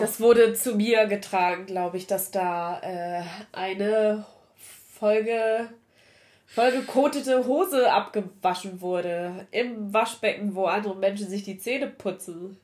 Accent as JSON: {"language": "German", "region": "Saxony-Anhalt", "country": "Germany", "said": "Ich komme aus Sachsen-Anhalt."}